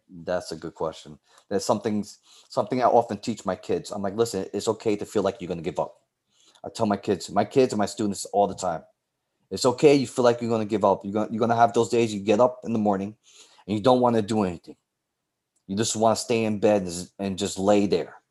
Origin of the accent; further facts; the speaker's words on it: New York City, New York, United States; I grew up in the South Bronx.